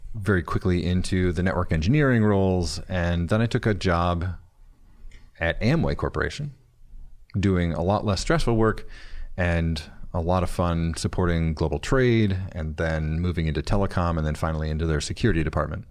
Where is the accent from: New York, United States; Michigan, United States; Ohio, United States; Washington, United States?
Michigan, United States; Flint; I'm from Flint.